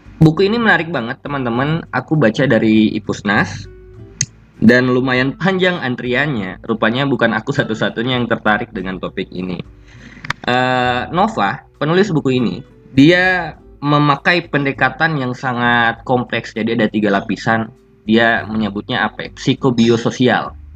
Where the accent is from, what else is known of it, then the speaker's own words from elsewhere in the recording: Bolaang Mongondow Raya, North Sulawesi, Indonesia; Daerahku sendiri, B M R, Bulangmung Doraya